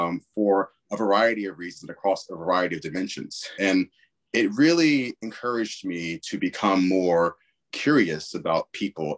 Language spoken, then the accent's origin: English; Richmond, Virginia, United States; I was born and raised in Richmond, Virginia